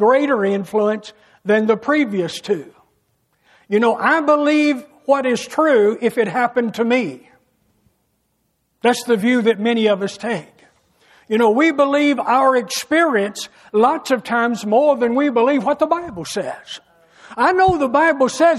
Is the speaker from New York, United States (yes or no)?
no; an area fairly close to St. Louis, closer than Louisville, Kentucky, United States; I was raised in an area where we believed there was Almighty God first, family second, and UK Wildcats third